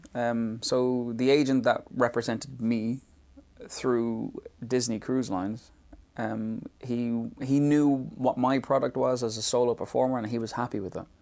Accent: Dublin, Leinster, Ireland; moved away; the area in Dublin I was from.

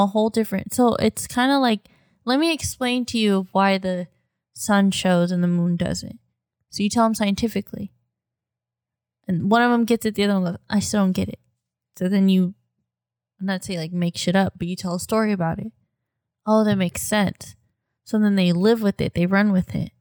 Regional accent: United States; We're American 'cause we're born in America

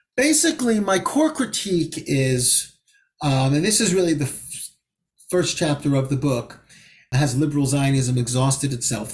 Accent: United States; also born or lived in Israel; I feel that humiliation both as an American Jew, as an Israeli citizen, and as a Jew.

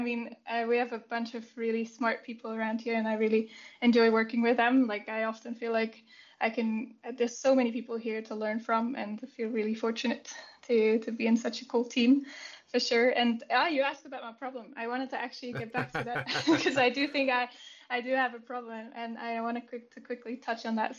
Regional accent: Switzerland; I was born and raised in Switzerland, and I'm part of the ESRI R&D Center in Zurich.

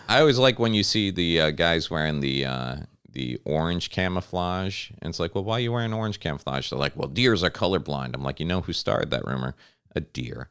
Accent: Connecticut, United States; when I was a kid growing up in Connecticut

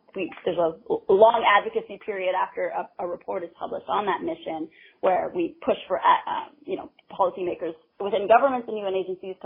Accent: Canada; I'm from Canada

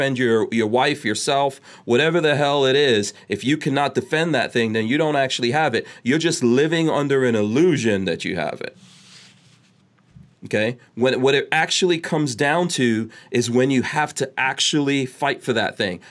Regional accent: New York City, New York, United States; also born or lived in Guyana / Nigeria; now in Florida, United States; I grew up in New York

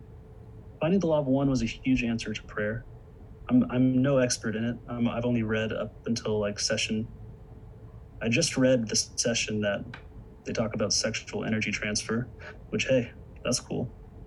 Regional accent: the Bible Belt, United States; growing up in churches in growing up in the Bible Belt, I was raised with having lots of questions

